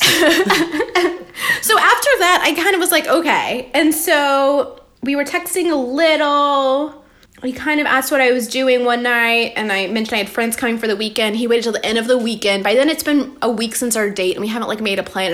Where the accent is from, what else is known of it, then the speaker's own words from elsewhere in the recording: Atlanta, Georgia, United States; moved away; i was born in atlanta